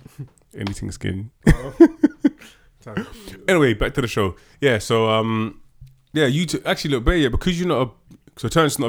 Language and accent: English; United Kingdom; we're British, mate. We're British, innit?